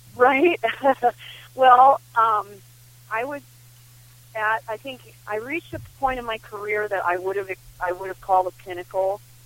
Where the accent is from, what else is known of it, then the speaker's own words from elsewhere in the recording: Midwest, United States; I grew up with too in the Midwest